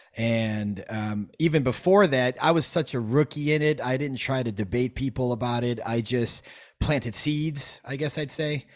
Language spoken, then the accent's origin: English; Chicago, Illinois, United States; I'm from Chicago. I'm a hip hop guy growing up